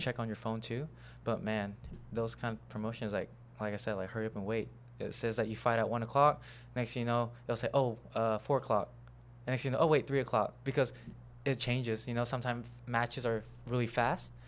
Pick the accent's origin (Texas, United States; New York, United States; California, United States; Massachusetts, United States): Texas, United States; Houston; I was born in Houston, Texas, um, but my parents are from Cambodia